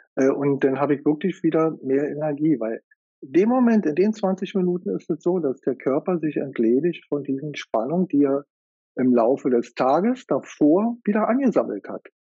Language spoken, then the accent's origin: German; Germany; bei uns in Deutschland